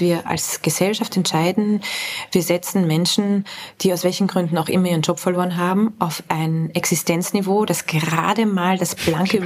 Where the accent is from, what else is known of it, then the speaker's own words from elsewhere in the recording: Vienna, Austria; bin ich aus Wien, äh, also aus ja. Österreich